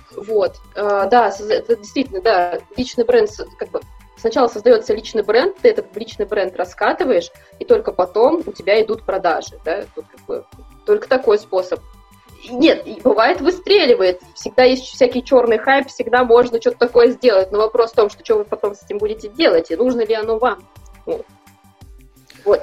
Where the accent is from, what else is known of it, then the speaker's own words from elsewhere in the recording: Kazakhstan; now in Saint Petersburg, Russia; я сама из Казахстана, да, надо сказать, я из Казахстана.